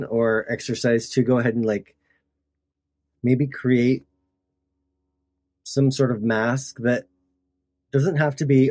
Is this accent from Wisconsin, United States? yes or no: no; Tooele, Utah, United States; my hometown in Tooele